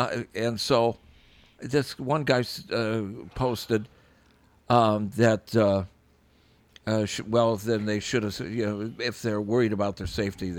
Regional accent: United States; I grew up in the Quad Cities and I was Jewish. I remember being called a kike. I remember that we couldn't move into certain neighborhoods because they were restricted, and this was in the 60s.

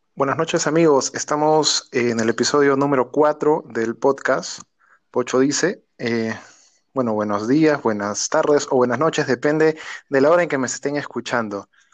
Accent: Lima, Peru; nosotros somos del barrio de acá de San Juan del Urigancho

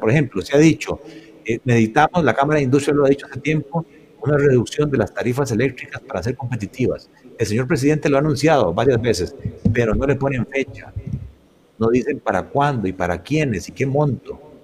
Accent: Costa Rica; me heredaron este país, me dieron la educación primaria, secundaria, universitaria también, prácticamente gratuita

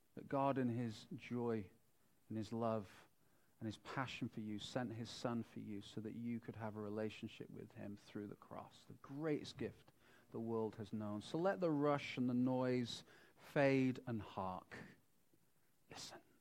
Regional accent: United Kingdom; moved away; also born or lived in Wales; I'm from Britain and there's lots of sheep. We lived in Wales

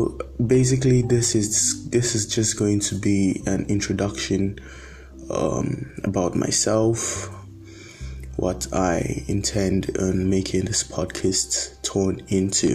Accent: Nigeria; I'm predominantly Nigerian

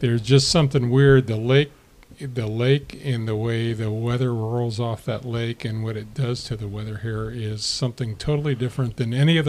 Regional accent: Ohio, United States; I came from Ohio in Lake Erie, and Lake Erie is nothing like Lake Superior.

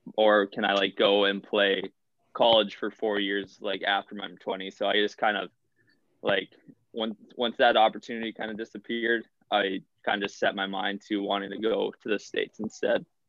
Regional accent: Winkler, Manitoba, Canada; moved away as an adult; now in Superior, United States; that was my hometown. Like I grew up in Winkler

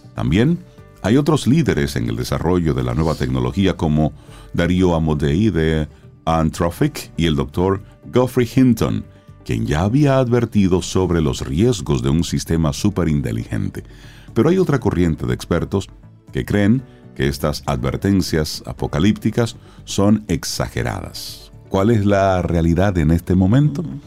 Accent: Dominican Republic

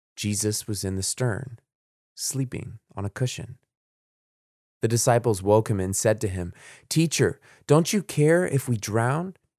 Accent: Florida, United States; I grew up in Florida

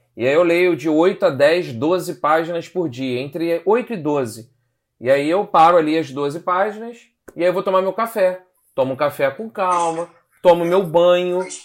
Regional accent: Rio de Janeiro, Brazil; nós somos cariocas aqui no Rio de Janeiro

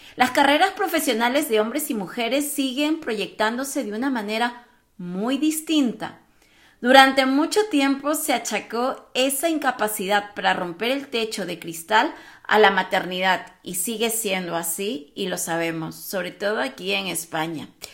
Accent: Peru; yo que soy peruana

